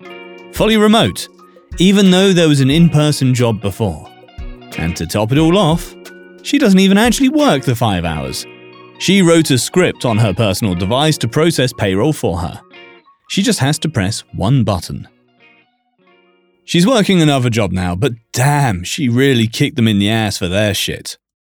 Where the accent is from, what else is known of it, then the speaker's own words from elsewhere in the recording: Ecuador; Back when I was 10 years old, my family decided to take a visit to my hometown of Ecuador.